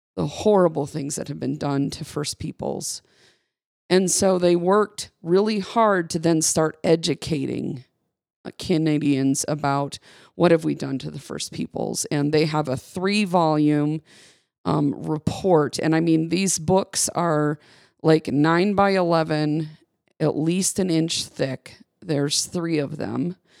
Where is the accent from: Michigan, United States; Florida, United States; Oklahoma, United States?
Michigan, United States; I grew up in Michigan